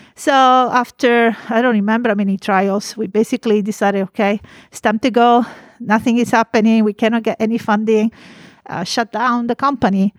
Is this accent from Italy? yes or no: yes; Italy; now in California, United States; I am from Italy